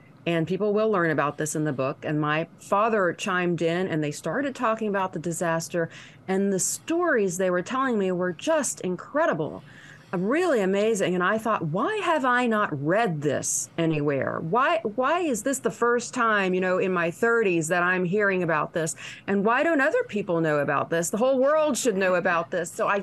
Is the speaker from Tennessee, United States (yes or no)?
yes; Waverly, Tennessee, United States; now in Nashville, United States; Waverly is my hometown